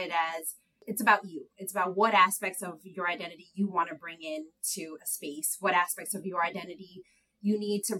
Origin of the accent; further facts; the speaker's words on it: New York City, New York, United States; also born or lived in Harlem / Massachusetts / Dominican Republic (ancestry); I grew up in Inwood, like Tanya said, that second campus uptown. Grew up within Inwood and Harlem